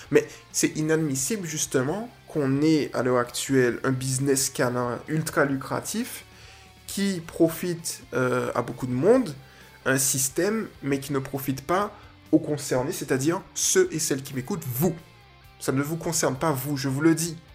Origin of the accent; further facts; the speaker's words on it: Guadeloupe; Que je m'efforce, parce que je suis de Guadeloupéen, que je m'efforce de faire évoluer.